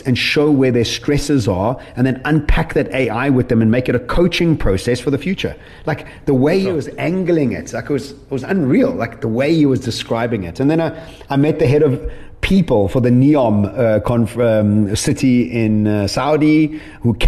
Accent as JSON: {"language": "English", "town": "Edenvale", "region": "Gauteng", "country": "South Africa", "tie": "born or raised there", "said": "I'm a kid from Edenvale"}